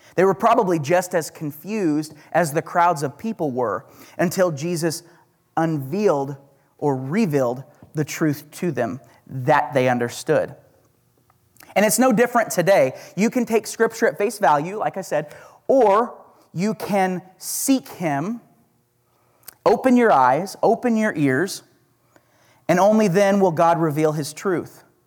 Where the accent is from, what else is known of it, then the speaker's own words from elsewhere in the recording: Oklahoma, United States; accent: Oklahoma; That's my Oklahoma accent